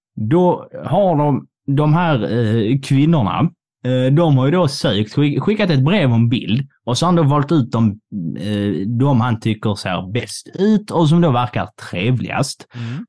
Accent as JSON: {"language": "Swedish", "area": "Scanians", "region": "Skåne", "country": "Sweden", "said": "vi är ju båda skåningar"}